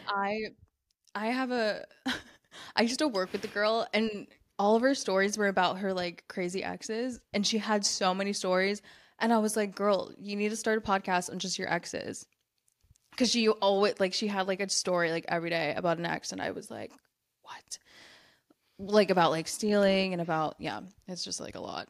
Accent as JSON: {"language": "English", "country": "United States", "said": "I'm American."}